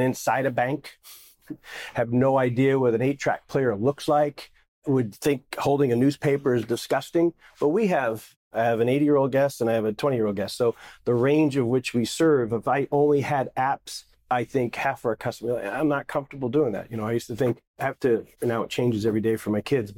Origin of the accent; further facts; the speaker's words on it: New Jersey, United States; I'm just a Jersey boy